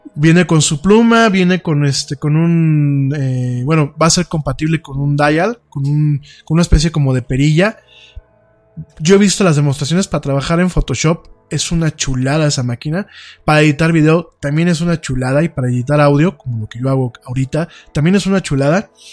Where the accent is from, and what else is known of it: Mexico